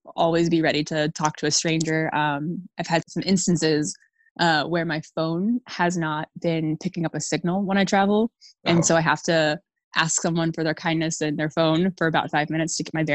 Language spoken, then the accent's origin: English; Dallas, Texas, United States; I'm from Dallas, Texas, and I am a consultant by day